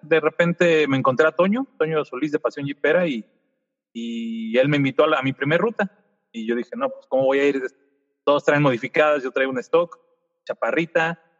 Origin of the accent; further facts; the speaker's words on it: Mexico City, Mexico; now in Toluca, Mexico; Soy de la Ciudad de México, vivo en, en la ciudad de Toluca, en el Estado de México